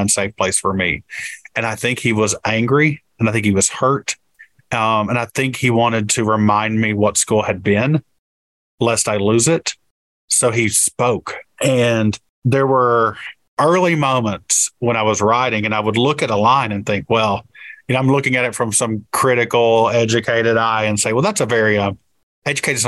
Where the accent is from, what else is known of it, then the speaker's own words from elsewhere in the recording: Appalachia, Kentucky, United States; thinking more about myself as an Appalachian